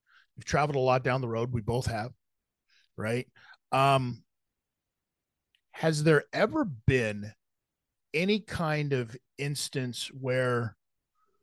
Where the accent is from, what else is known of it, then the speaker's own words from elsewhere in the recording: United States; also born or lived in Ontario, Canada; now in Canada; being an American